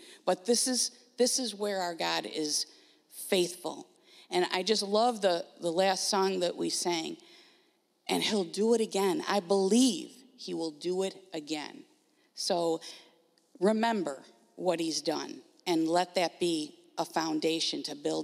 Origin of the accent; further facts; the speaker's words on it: Grand Island, New York, United States; moved away; We are originally from Grand Island, New York